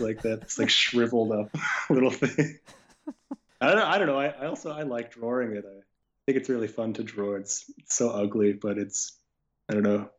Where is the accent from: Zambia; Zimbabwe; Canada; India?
Canada; I grew up in Canada